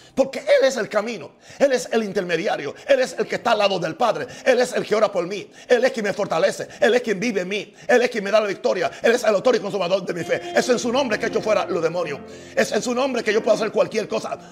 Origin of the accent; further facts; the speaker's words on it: United States; soy gringo, no porque soy americano